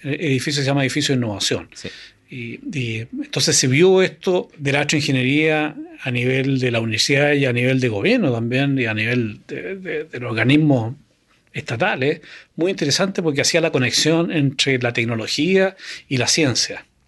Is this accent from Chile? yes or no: yes; Chile; moved away as an adult; also born or lived in Canada; el año 82 me fui fuera de Chile a estudiar a Canadá